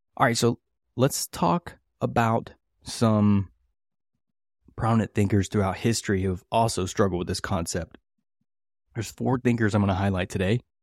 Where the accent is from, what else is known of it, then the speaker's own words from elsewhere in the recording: West Virginia, United States; I grew up in West Virginia in the, uh, eighties and nineties